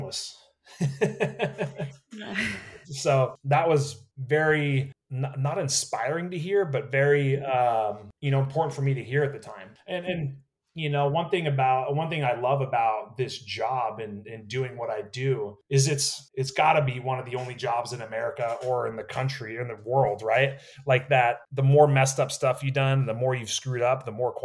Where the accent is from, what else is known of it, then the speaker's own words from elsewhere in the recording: Napa, California, United States; I was born and raised in Napa, California, right? Wine country.